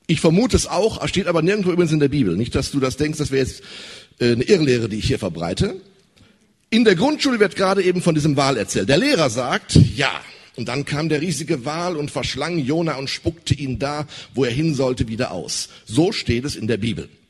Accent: North Rhine-Westphalia, Germany; Wow, ich komme aus dem Ruhrgebiet.

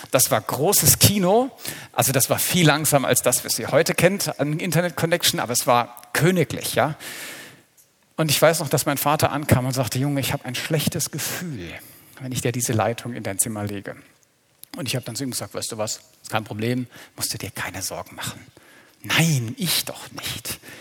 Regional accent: Black Forest, Baden-Württemberg, Germany; Wir stammen aus dem Schwarzwald

